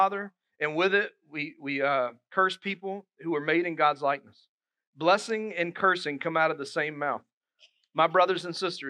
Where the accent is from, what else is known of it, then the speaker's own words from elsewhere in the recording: Dillon, South Carolina, United States; now in Moncks Corner, United States; my hometown, Dillon. You go through it to get to Myrtle Beach